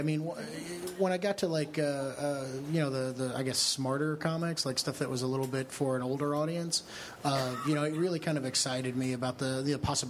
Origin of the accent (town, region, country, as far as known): Kentucky, United States; born or raised there